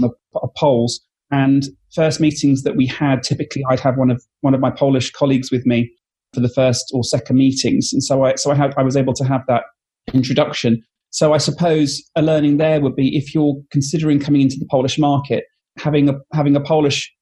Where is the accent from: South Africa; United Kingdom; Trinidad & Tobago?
United Kingdom; I'm British